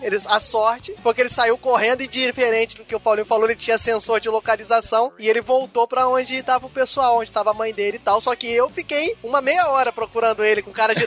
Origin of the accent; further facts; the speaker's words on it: Cabo Frio, Rio de Janeiro, Brazil; eu sou de Cabo Frio, moro do lado de Arraial do Cabo